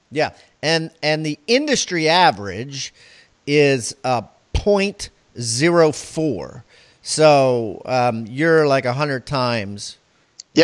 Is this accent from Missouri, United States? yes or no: no; Maryland, United States; I'm from Maryland